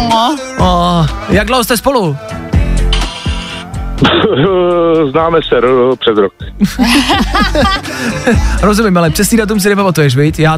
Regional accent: Chomutov, Ústí nad Labem Region, Czechia; Jsem z Chomutova.

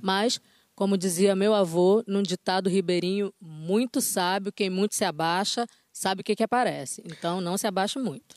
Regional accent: Belém, Pará, Brazil; a gente é de Belém do Pará

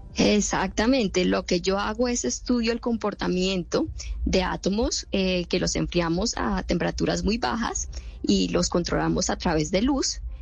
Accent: Bogotá, Colombia; moved away as an adult; now in United States; Yo nací en Bogotá

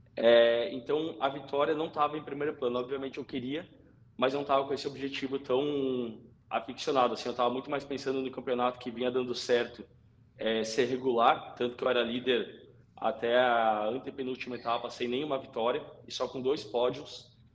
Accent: Novo Hamburgo, Rio Grande do Sul, Brazil; eu sou gaúcho, eu sou de Novo Hamburgo, é, meus primeiros passos do kartismo foram em Tarumã

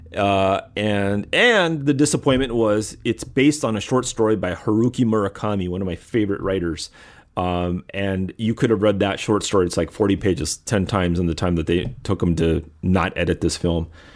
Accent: Los Angeles, California, United States; now in Michigan, United States; I'm from California. I'm from L

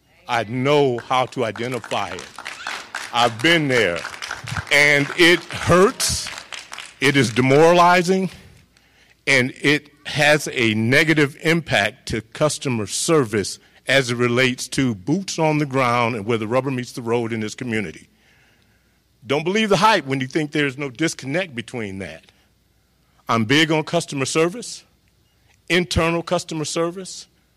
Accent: Deep South, United States; now in Lansing, United States; growing up in the Deep South in the fire service

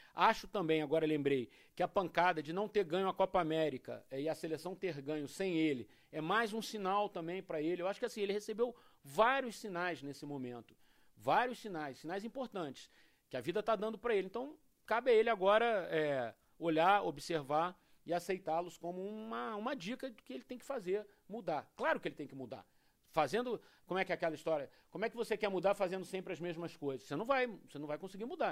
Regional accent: Rio de Janeiro, Brazil; Eu que sou do Rio de Janeiro

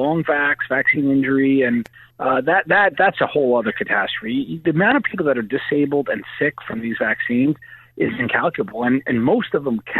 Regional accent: New York, United States; I'm a brawler. I'm from New York

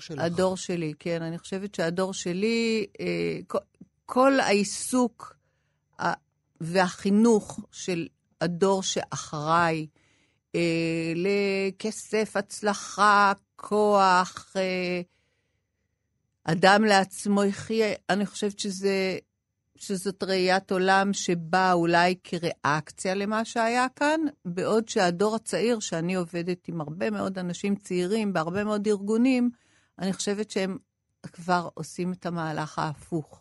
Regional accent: Israel; also born or lived in Paris, France; אני גדלתי כצברית, כולם דיברו כצברים

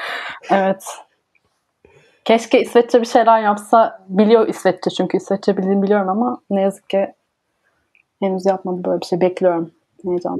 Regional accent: Ankara, Turkey; moved away as an adult; now in Denmark; Ben de Ankaralıyım.

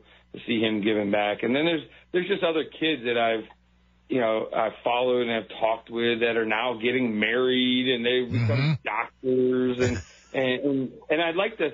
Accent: Buffalo, New York, United States; I'm from Buffalo, New York

